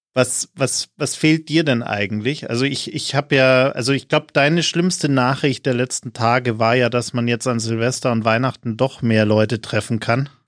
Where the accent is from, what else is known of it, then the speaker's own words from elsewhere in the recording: Munich, Bavaria, Germany; ich als gebürtiger Münchner